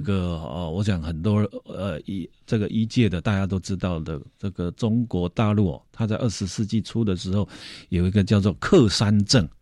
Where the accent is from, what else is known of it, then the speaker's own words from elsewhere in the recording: Taipei, Taiwan; 我们台北人